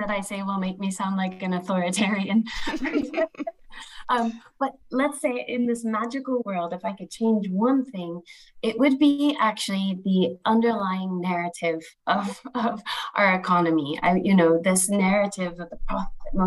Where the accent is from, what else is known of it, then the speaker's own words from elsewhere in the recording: Colorado, United States; my home state in the US, Colorado